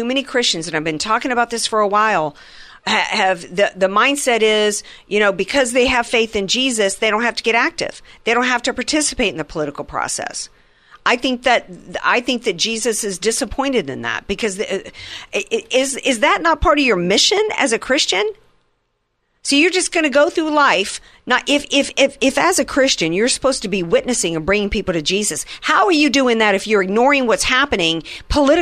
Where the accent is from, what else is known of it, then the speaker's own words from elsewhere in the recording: the Bible Belt, the South, United States; when I was a kid and I grew up in the Bible Belt